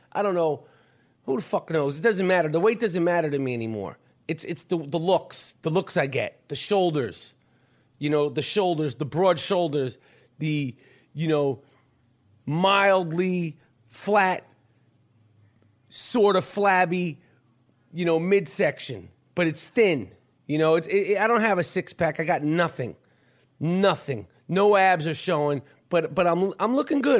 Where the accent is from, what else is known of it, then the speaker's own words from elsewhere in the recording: New York, United States; I'm from New York.